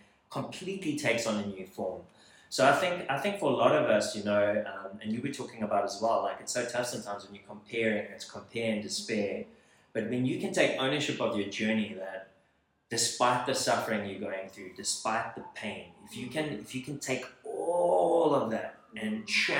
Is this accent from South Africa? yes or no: yes; South Africa; accent: South African; moved away as an adult; now in Hollywood, United States; I'm from South Africa